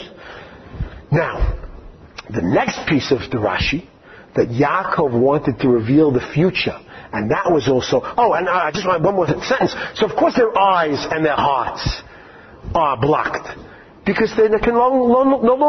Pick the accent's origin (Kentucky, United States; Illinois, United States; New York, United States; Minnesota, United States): New York, United States; New York City; now in Israel; I grew up in Far Rockaway